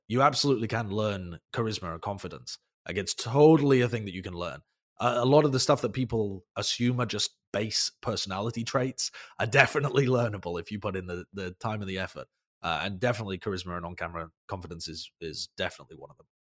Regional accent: United Kingdom; I'm British

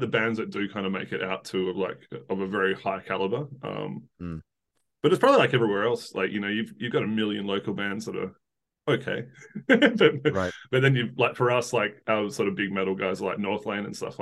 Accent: south of Perth, Western Australia, Australia; sort of south of Perth, but Perth is the closest big city.

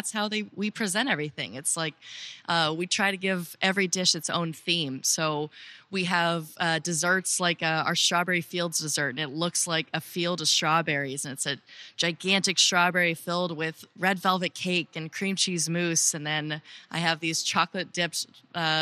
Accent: California, United States; moved away; I'm from California.

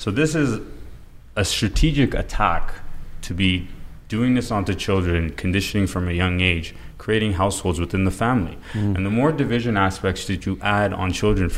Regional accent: Toronto, Ontario, Canada; I'm born and raised in Toronto

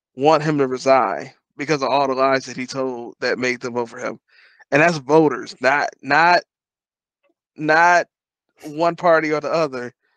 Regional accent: Detroit, Michigan, United States; moved away; I'm from Detroit

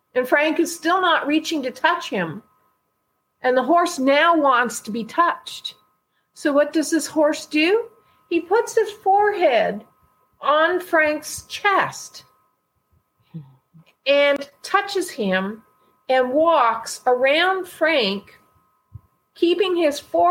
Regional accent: Canada; I'm from Canada

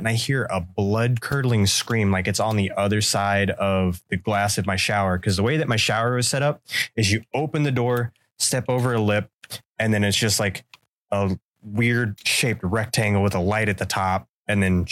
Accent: Central Florida, United States; I grew up in Central Florida

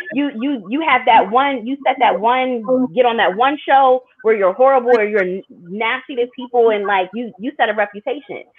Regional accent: Delaware, United States; moved away as an adult; also born or lived in New York City / Philadelphia; my hometown of Delaware

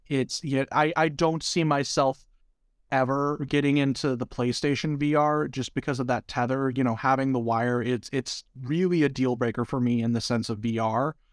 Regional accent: United States; as an American

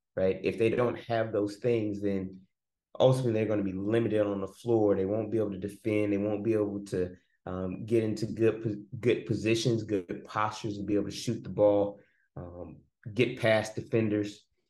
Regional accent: Oakland, California, United States; moved away as an adult; also born or lived in Nashville, Tennessee / Texas / Troy, Alabama; now in Atlanta, United States; I'm from Oakland, California, born and raised

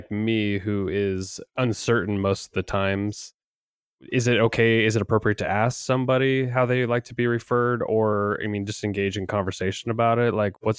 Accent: Hillsboro, Oregon, United States; Born and raised in Hillsboro, Oregon.

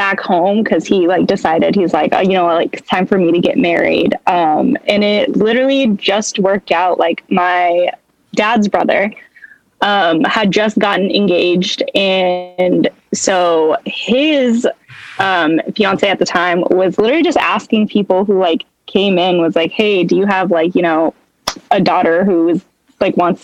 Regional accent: Fresno, California, United States; moved away as an adult; now in Los Angeles, United States; I was born and raised in Fresno

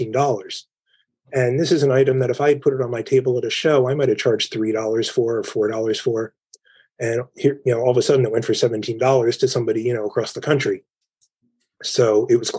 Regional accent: Philadelphia, Pennsylvania, United States; now in Cherry Hill, United States; I'm born and raised in Philadelphia.

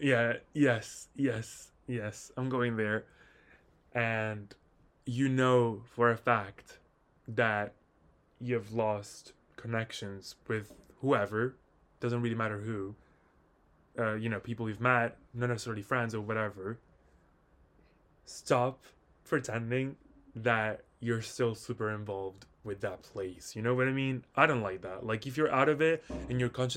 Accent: Italy; moved away; I personally don't live in Italy anymore

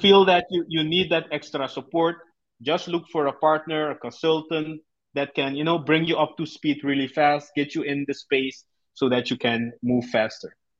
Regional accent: Suriname; born and raised in Suriname in South America

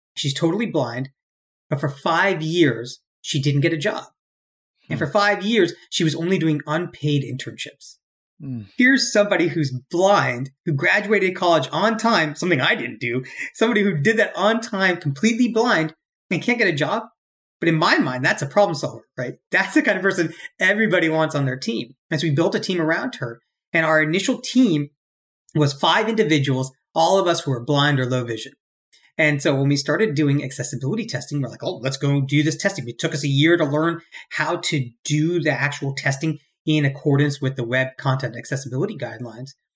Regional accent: Cary, North Carolina, United States; moved away as an adult; also born or lived in Virginia / Bangalore, India / New York; I'm born and raised in Cary, North Carolina

